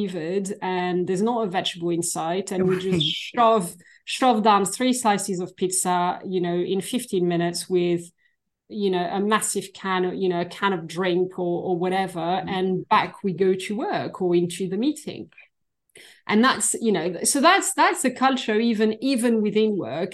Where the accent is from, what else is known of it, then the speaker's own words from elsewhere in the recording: Versailles, Île-de-France, France; moved away as an adult; now in United Kingdom; So I'm originally from France. I was born near Paris, in the suburbs of Paris and in Versailles, where we have a very famous palace